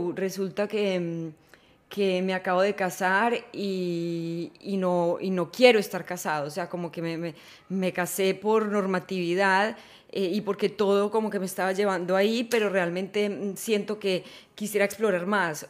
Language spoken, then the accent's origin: Spanish; Manizales, Caldas, Colombia; yo no nací en Ámsterdam, nací en Manizales, Colombia